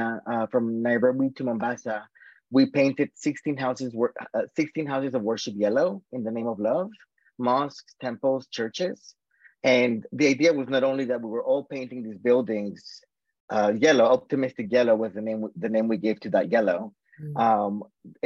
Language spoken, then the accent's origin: English; South Florida, United States; moved away as an adult; also born or lived in Boston, Massachusetts, United States / Colombia / Washington, D.C., United States; I grew up in South Florida until I was 18